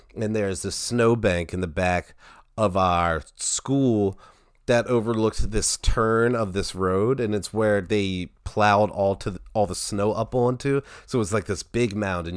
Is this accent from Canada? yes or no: no; Towson, Maryland, United States; I'm from Towson